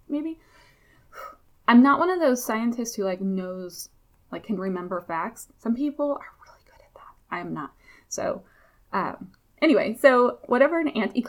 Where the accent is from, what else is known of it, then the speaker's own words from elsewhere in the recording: Memphis, Tennessee, United States; also born or lived in Buffalo, New York; I lived in Memphis, Tennessee most of my life from fourth grade on